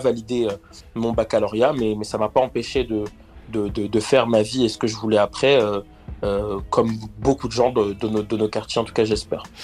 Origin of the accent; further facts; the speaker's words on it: Argenteuil, Île-de-France, France; Alors moi je viens du quartier du Val Nord sur la dalle, la fameuse dalle d'Argenteuil euh, où, où, où j'ai grandi